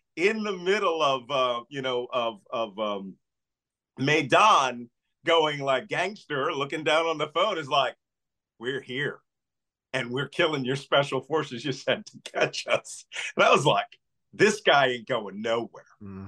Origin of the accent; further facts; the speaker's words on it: Philadelphia, Pennsylvania, United States; I'm from Philadelphia